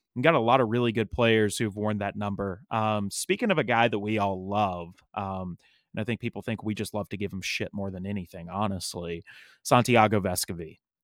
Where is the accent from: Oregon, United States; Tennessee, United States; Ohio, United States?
Tennessee, United States; East; moved away as an adult; now in Nashville, United States; I grew up in East Tennessee, and there are two things that all East Tennesseans have in common.